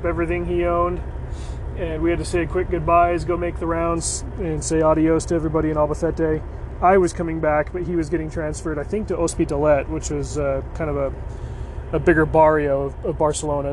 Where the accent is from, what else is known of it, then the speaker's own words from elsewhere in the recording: United States; I'm American